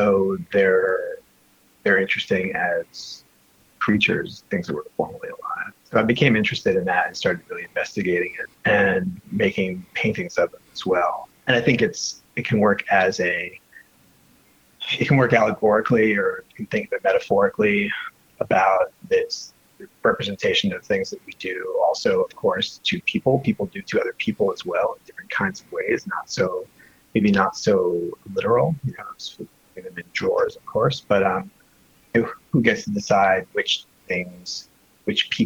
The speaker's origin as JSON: {"language": "English", "town": "New York City", "region": "New York", "country": "United States", "tie": "born or raised there", "also_born_or_lived": "Lower East Side, New York City", "said": "I grew up in Brooklyn, but I've been living on the Lower East Side for the last 7 or 8 years."}